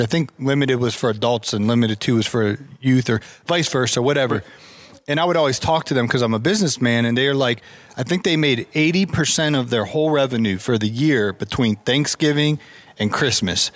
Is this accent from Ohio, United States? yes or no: yes; Ohio, United States; I grew up in Ohio